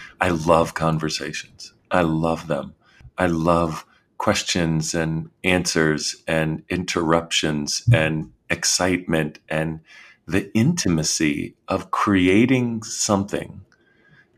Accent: Washington, District of Columbia, United States; I grew up in Washington, D.C., and I was the third of four kids.

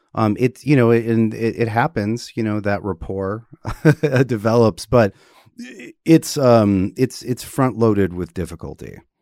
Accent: Wisconsin, United States; growing up in Wisconsin, um, we had a creek in the backyard

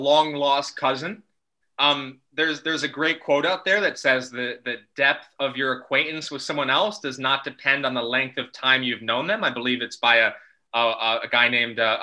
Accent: United States; moved away as an adult; now in Netherlands; I'm originally from America

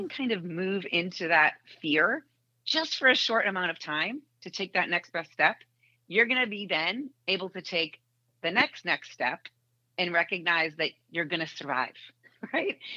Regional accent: Boston, Massachusetts, United States; now in Indianapolis, United States; I grew up in Boston.

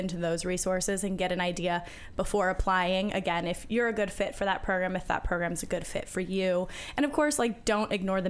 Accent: California, United States; I'm from California

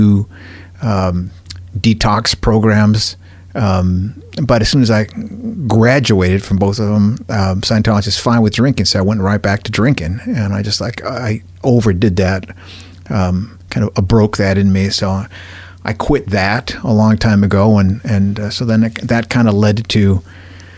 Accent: Los Angeles, California, United States; I grew up in Cypress Park, and at the neighborhood on the hill right above us, Mount Washington

